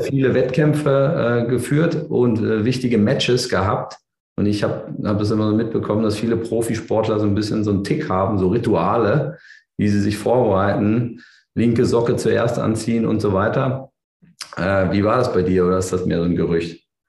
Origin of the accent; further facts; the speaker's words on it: Berlin, Germany; ich bin ja Berliner